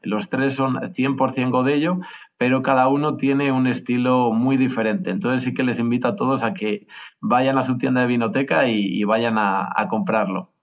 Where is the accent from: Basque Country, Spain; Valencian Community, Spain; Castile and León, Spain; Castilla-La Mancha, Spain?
Castile and León, Spain; Pesquera de Duero; ese pueblito de donde somos, en Pesquera de Duero